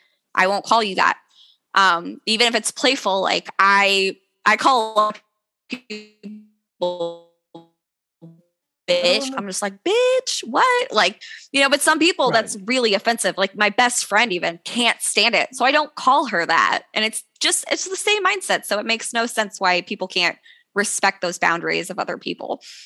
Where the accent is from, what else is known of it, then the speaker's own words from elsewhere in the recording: Missouri, United States; also born or lived in Kentucky / Tennessee / Texas; now in Alaska, United States; I'm originally from Missouri.